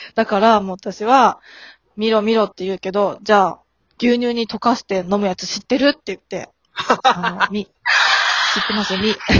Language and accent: Japanese; Tohoku, Japan; moved away; 私、元々は東北出身です。